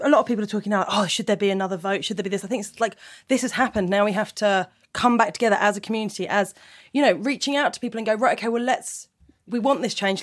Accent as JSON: {"language": "English", "town": "Portsmouth", "region": "South East England", "country": "United Kingdom", "said": "I come from Portsmouth"}